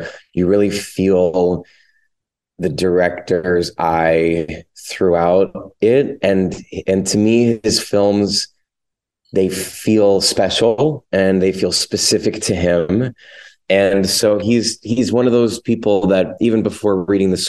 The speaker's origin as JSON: {"language": "English", "town": "Lancaster", "region": "Pennsylvania", "country": "United States", "said": "I'm from Lancaster, Pennsylvania"}